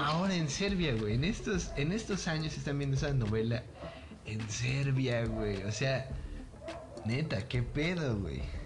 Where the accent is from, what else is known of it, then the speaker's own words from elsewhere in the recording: Mexico; nosotros como mexicanos